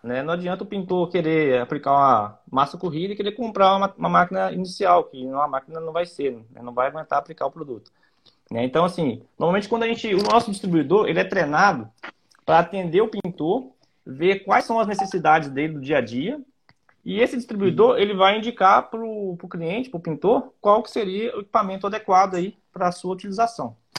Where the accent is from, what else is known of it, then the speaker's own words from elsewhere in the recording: Ubá, Minas Gerais, Brazil; eu sou aqui de Ubá, né, que é um polo moveleiro muito grande